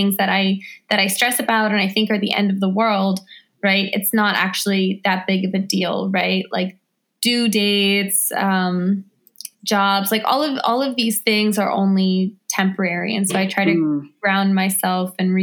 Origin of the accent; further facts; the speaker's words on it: Washington, District of Columbia, United States; I'm an author, activist, filmmaker, and photographer born and raised in Washington, D.C.